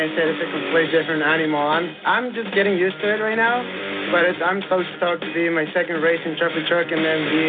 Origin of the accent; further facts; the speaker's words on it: Mexico; because I'm from Mexico